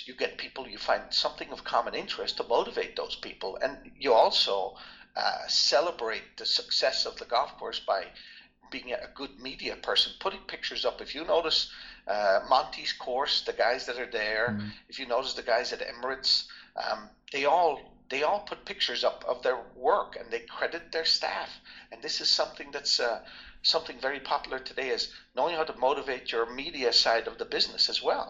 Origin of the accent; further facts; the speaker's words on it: Ireland; also born or lived in France / Netherlands; now in United States; I always talk about I grew up in Ireland. Maybe I was a little bit sheltered. You know, it was all Irish people.